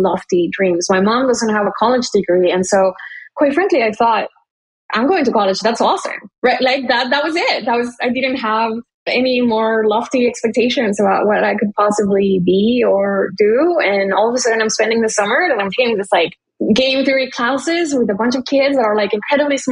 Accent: McAllen, Texas, United States; moved away as an adult; I grew up in McAllen, Texas

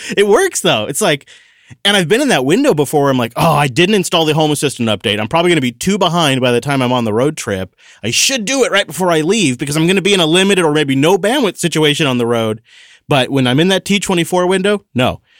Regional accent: Washington, United States; my home state

